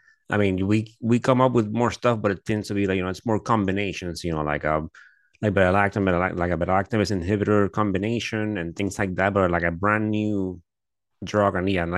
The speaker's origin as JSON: {"language": "English", "country": "Puerto Rico", "tie": "born or raised there", "said": "I do remember like me growing up in Puerto Rico, like I do remember like everyone knew someone that always had access to antibiotics."}